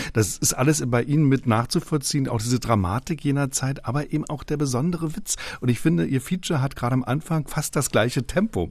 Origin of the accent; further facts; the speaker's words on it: the East, eastern Germany, Germany; ich komme aus dem Osten